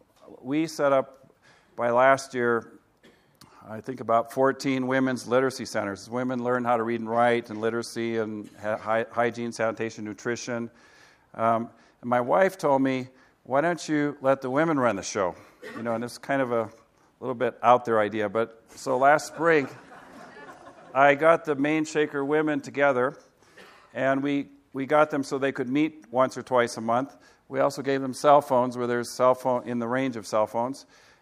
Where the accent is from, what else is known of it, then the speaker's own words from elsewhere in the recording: Kilimanjaro, Tanzania; also born or lived in Africa; And I grew up in Africa for 15 years, and my father started a hospital on the slopes of Kilimanjaro.